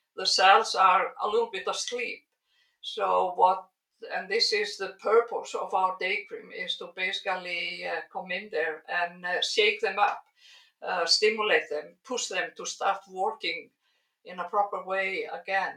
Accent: Iceland; also born or lived in United States; I'm a biologist uh, and I'm from Iceland

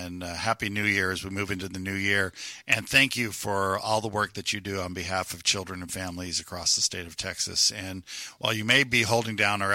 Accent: Puerto Rico; also born or lived in New York City; now in Houston, United States; I grew up in Puerto Rico

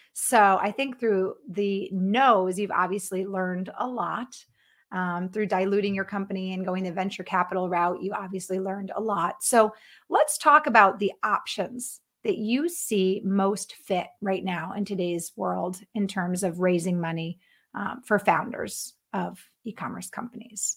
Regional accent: Connecticut, United States; moved away as an adult; also born or lived in Florida / Texas / Los Angeles; now in Minnesota, United States; I was born and raised in Connecticut

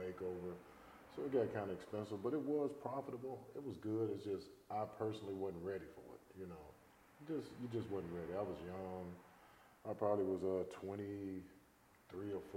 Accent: Chicago, Illinois, United States; moved away as an adult; also born or lived in Indiana; now in Little Rock, United States; I'm from Chicago

